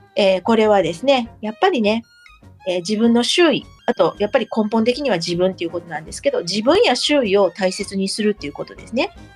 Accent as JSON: {"language": "Japanese", "town": "Kobe", "region": "Hyogo", "country": "Japan", "said": "私たち神戸の人"}